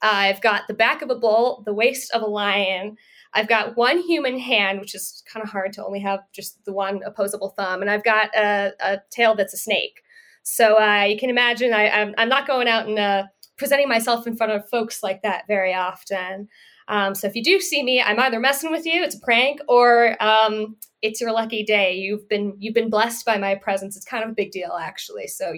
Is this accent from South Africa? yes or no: no; India; I am from India, spoiler alert.